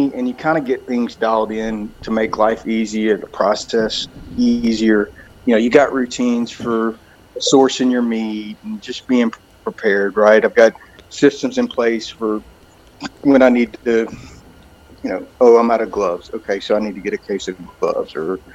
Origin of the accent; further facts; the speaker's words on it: Sour Lake, Texas, United States; now in Bandera, United States; I grew up in Sour Lake, Texas my whole life up until earlier this year